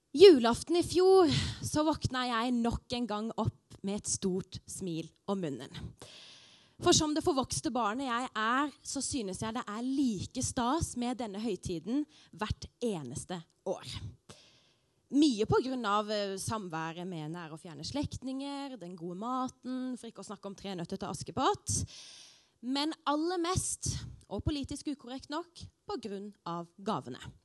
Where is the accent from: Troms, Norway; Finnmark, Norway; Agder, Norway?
Agder, Norway; Arendal; Arendal, der jeg er fra